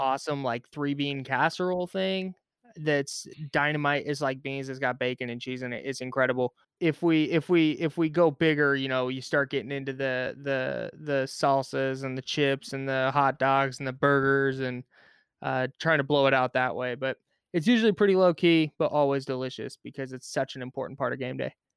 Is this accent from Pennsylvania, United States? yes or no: no; Bay Area, California, United States; I grew up in the Bay Area.